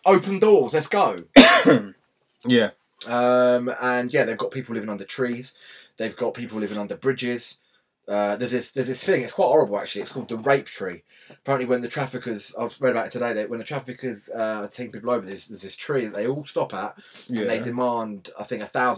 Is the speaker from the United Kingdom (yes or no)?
yes; England, United Kingdom; we're English.